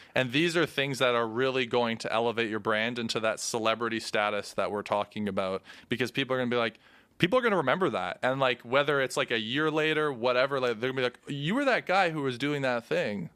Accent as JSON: {"language": "English", "country": "Canada", "said": "we're Canadian, so it's, like, hockey's a thing here"}